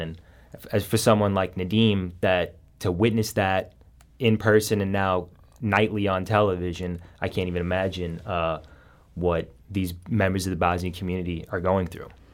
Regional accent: Saint Charles, Missouri, United States; moved away as an adult; now in Affton, United States; I'm from Saint Charles originally

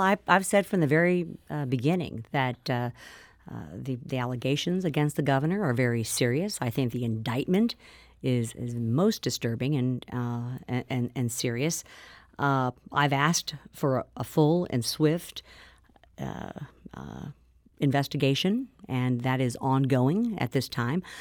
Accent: Missouri, United States; representing my hometown and Missouri's second district

